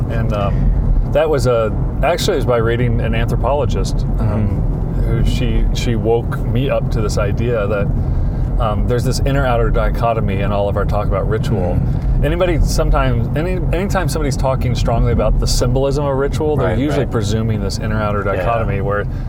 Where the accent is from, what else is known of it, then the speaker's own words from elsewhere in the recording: New Jersey, United States; I'm from New Jersey